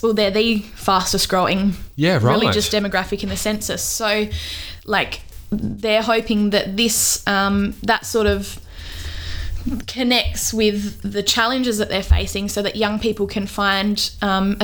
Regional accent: Australia; I didn't want to just go to this thing as an Australian

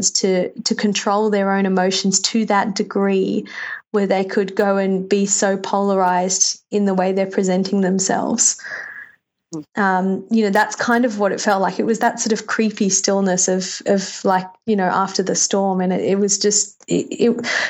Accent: Australia; moved away as an adult; now in New York, United States; I'm completely 100% Australian. Except for the fact that I've lived in America for 5 years. So I'm a New Yorker Australian.

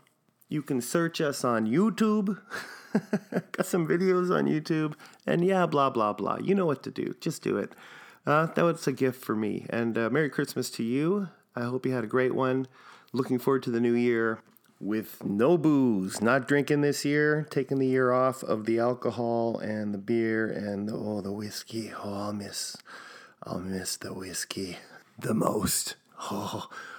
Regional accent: Winnipeg, Manitoba, Canada; I'm from Winnipeg.

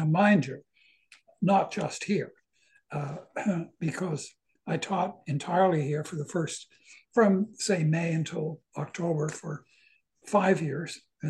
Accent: Southern New Brunswick, Canada; moved away as an adult; also born or lived in Toronto; I was born in Southern New Brunswick, and after I finished university and lived in various places around North America. Mm-hmm. After 17 years, I moved back to New Brunswick. And that, believe it or not, was 50 years ago.

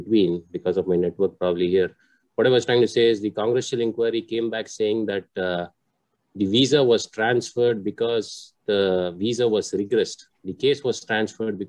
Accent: India; now in United States; I'm from India

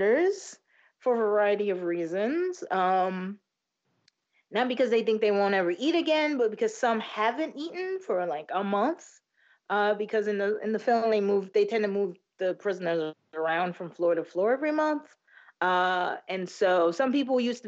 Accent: United States; we're American

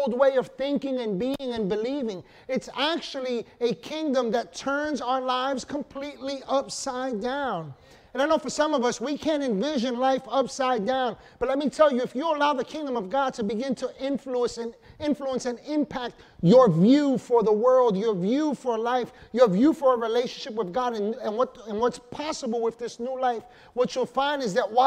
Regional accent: New York, United States; New York

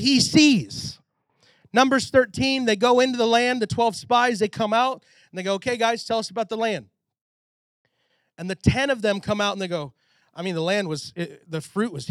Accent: Texas, United States; I'm from Texas

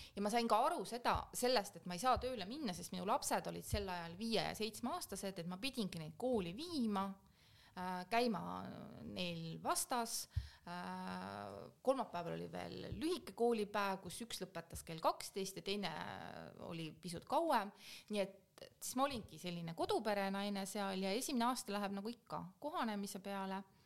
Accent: Keila, Harju County, Estonia; moved away as an adult; also born or lived in Belgium / Kazakhstan; ma olen sündinud Keilas, seal õppinud

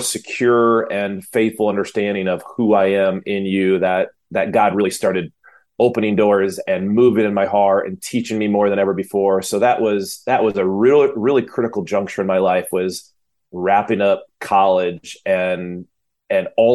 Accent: Michigan, United States; come from a home that my dad was a minister. He was a pastor up in Michigan. And so being a middle child, small town

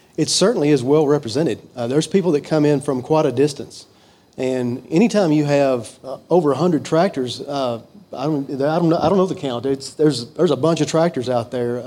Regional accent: Fulton, Kentucky, United States; I was born and raised in Fulton, Kentucky

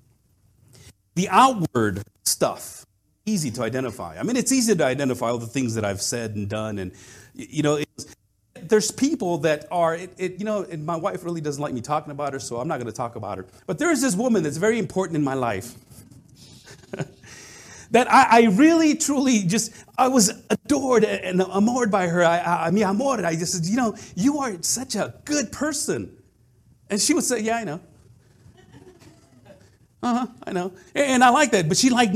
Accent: Madera, California, United States; moved away as an adult; my hometown of Madera, which is up by Fresno

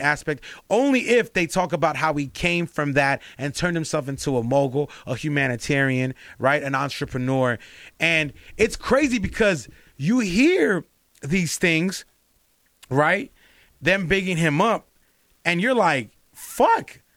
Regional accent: Los Angeles, California, United States; I grew up in L A, like, I'm from L A, I'm from, I'm from South Central and I'm from mid-city

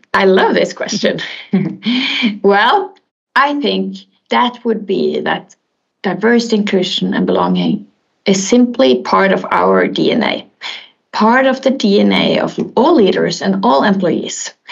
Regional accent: Bergen, Vestland, Norway; I'm born and raised in Bergen, in Norway

